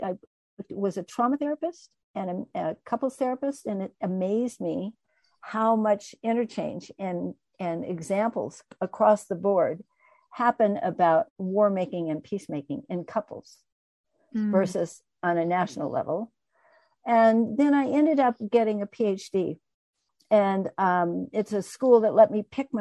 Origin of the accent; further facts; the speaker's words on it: United States; also born or lived in Colorado; I was raised in the United States, kind of a middle-class white girl